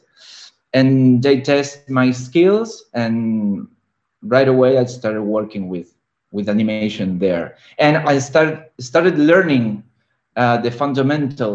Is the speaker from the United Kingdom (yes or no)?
no; Argentina; now in Barcelona, Spain; And I'm living in Barcelona. I'm from Argentina